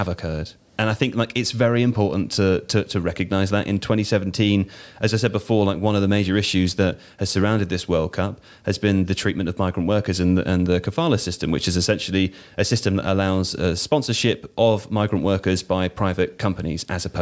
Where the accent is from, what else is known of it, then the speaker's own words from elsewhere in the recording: United Kingdom; we're from Britain here